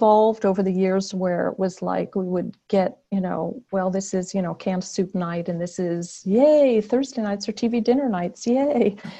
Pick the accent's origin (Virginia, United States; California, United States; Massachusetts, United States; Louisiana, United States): Virginia, United States; born there; I was born in Virginia. Because my dad worked for what was NASA before it was NASA, which was based in Newport News, Virginia, at or near the Navy base, I guess.